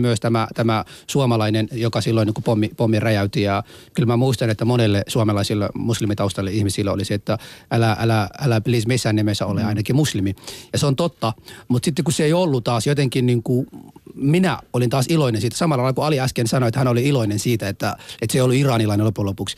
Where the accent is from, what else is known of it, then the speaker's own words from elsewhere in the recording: Somalia; now in Finland; Mä oon somalaista kotoisin